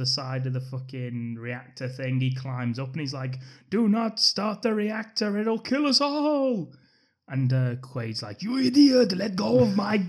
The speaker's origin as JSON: {"language": "English", "region": "England", "country": "United Kingdom", "said": "because we're English"}